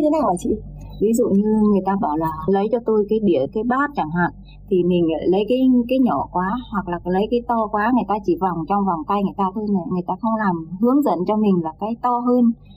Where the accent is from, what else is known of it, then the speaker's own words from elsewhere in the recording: Thanh Hóa, Vietnam; moved away as an adult; also born or lived in Saudi Arabia; em quê Thanh Hóa